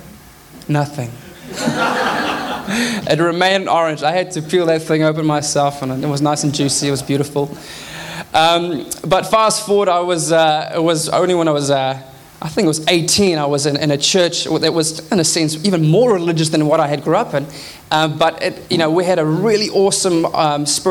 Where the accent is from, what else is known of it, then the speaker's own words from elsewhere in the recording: South Africa; now in Auckland, New Zealand; I grew up in South Africa